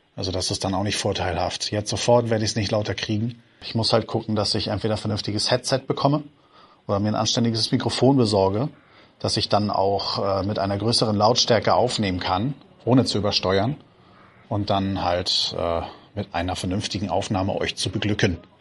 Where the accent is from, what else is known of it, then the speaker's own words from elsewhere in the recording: Lauenburg, Schleswig-Holstein, Germany; Ich komme aus Laumburg und das gehört mit zum äh, Outer Rim Hamburgs